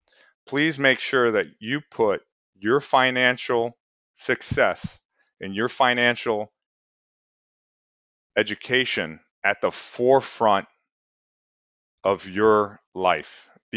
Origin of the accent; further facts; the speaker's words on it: Lake Worth, Florida, United States; I come from Lake Worth, Florida. So, you know, you got to work to get out of certain places and work hard, you know?